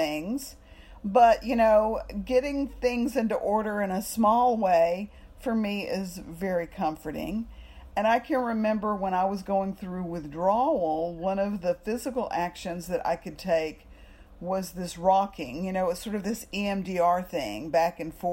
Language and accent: English; Texas, United States; also born or lived in New York; I'm just from Texas